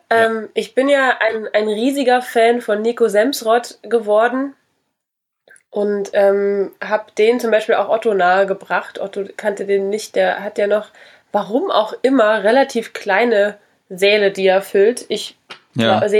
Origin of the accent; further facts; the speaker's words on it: Saarland, Germany; born there; Salui ist äh, ganz klein, da bin ich geboren in einer sehr berühmten Klinik, wo mal zwei Babys vertauscht wurden.